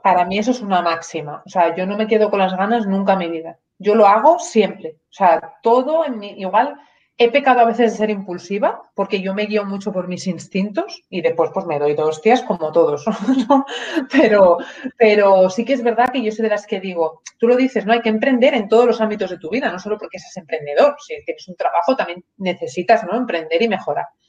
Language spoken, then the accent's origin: Spanish; Asturias, Spain; moved away as an adult; also born or lived in León / Málaga / London, United Kingdom; me crié, pues soy asturiana, mi madre trabaja en el Parque Nacional de los Picos de Europa